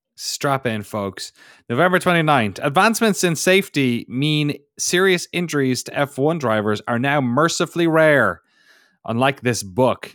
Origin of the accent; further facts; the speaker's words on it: Ireland; accent: Irish; moved away as an adult; now in United States; my Irish accent